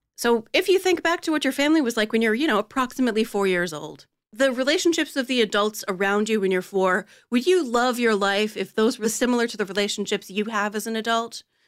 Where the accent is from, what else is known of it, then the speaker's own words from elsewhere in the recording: Delaware, United States; Born and raised in Delaware